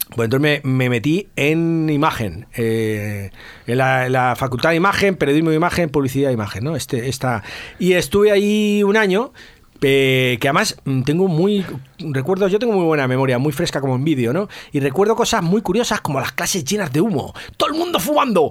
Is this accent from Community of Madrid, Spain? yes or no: yes; Madrid, Community of Madrid, Spain; yo soy del barrio del Salvador, que está, es un barrio muy pequeñito que hay, que siempre ha estado un barrio entre descampados, ahí en, entre Hortaleza y San Blas